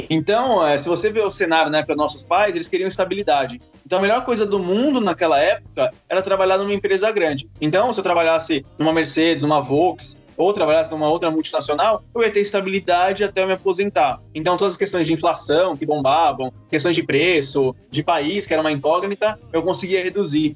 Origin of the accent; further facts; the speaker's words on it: São Caetano do Sul, São Paulo, Brazil; venho daqui de São Caetano